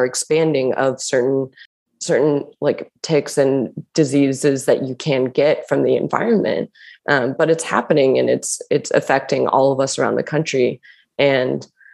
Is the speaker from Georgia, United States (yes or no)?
no; Los Angeles, California, United States; I grew up and I'm from Southern California in Los Angeles